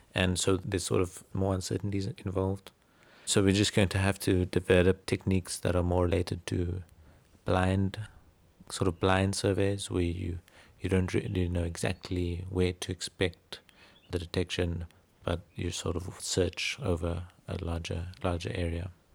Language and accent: English; Cape Town, Western Cape, South Africa; Born and bred in Cape Town